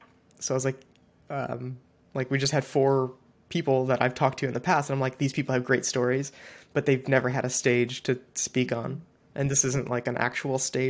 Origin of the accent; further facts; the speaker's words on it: Ohio, United States; I'm from Ohio